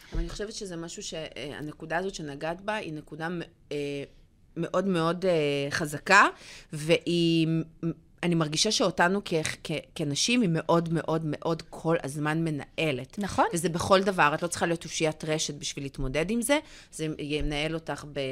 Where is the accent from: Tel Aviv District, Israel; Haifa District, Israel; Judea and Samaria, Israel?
Tel Aviv District, Israel; Bat Yam; כילדה קטנה, בת שש, גרה בבת ים